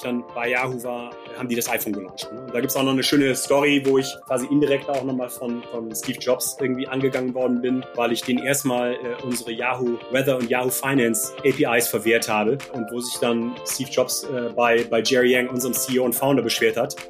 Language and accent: German; Gummersbach, North Rhine-Westphalia, Germany; moved away as an adult; also born or lived in Japan; now in Silicon Valley, United States; ich komme original aus Gummersbach und äh, das ist äh, eine Dreiviertelstunde östlich von Köln